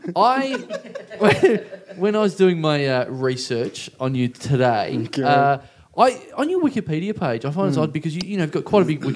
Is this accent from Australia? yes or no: yes; Maryborough, Australia; moved away; my hometown, Maryborough